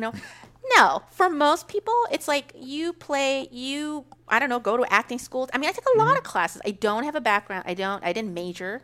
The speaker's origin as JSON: {"language": "English", "area": "Kern County", "region": "California", "country": "United States", "tie": "born or raised there", "said": "when I was raised in Kern County, my mom owned a Mexican bar"}